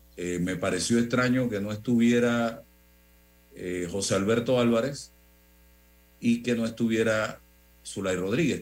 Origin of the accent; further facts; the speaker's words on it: Chitré, Herrera, Panama; moved away; yo tengo muchos años de no vivir allá, en, la en mi tierra natal, pero estoy conectado con mi región, amo mi región de Azuero, como chitreano que soy